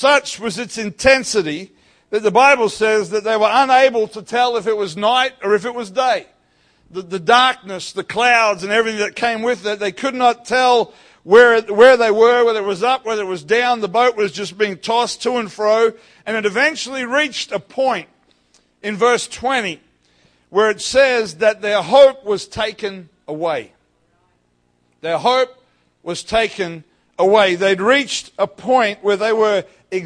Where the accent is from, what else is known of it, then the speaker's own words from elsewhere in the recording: North Queensland, Australia; also born or lived in Ellenbrook, Western Australia; now in Perth, Australia; I grew up in North Queensland